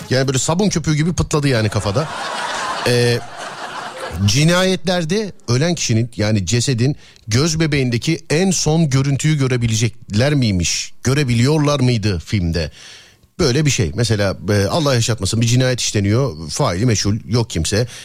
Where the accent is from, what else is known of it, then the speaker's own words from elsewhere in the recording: Dörtyol, Hatay, Turkey; Hatay 4 yol.